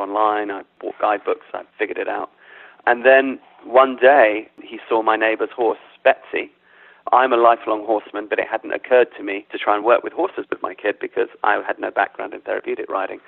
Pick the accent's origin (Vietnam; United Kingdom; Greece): United Kingdom; London; I was brought up in London, but my parents are African